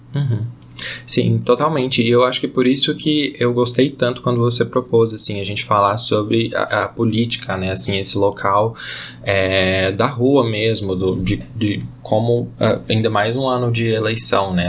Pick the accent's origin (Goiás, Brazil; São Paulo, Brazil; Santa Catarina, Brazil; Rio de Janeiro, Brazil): Goiás, Brazil; eu sou daqui de Goiás